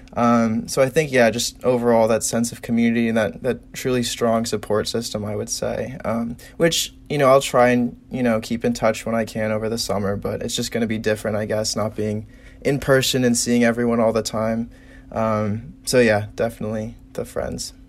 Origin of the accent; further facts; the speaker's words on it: South Bend, Indiana, United States; I am from South Bend